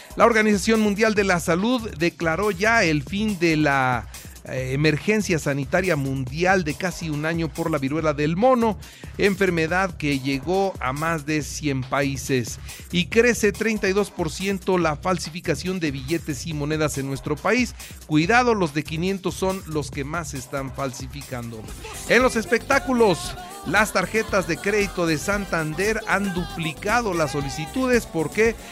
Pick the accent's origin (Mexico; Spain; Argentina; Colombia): Mexico